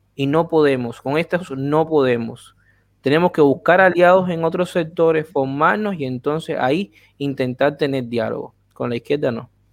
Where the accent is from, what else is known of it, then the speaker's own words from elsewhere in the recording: Cuba; Unirnos como cubanos